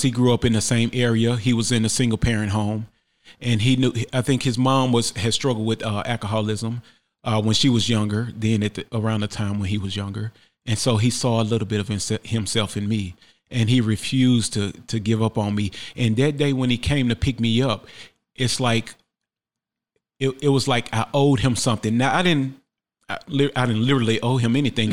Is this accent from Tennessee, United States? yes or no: yes; Memphis, Tennessee, United States; born and raised in Memphis, Tennessee